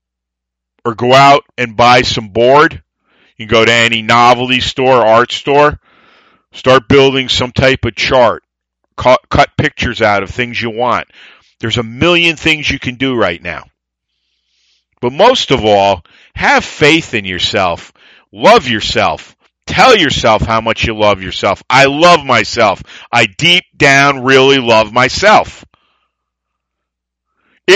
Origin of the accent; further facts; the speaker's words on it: United States; I am proud to be American. I am an American